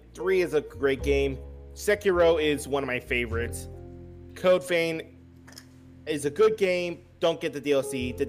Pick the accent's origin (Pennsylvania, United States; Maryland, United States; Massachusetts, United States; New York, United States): Pennsylvania, United States; Pittsburgh; moved away; I grew up in Pittsburgh when I was younger, and two, I was born in Pittsburgh.